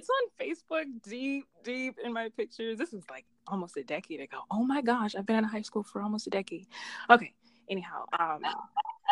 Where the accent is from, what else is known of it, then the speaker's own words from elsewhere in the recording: Charlotte, North Carolina, United States; I am originally from Charlotte, North Carolina.